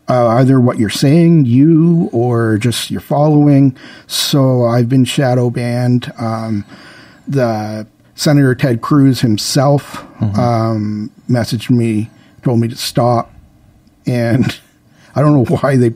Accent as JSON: {"language": "English", "country": "Canada", "said": "Yeah, and I told him like, \"I'm Canadian. I can't even vote in your election. I just kind of slipped down here to.\""}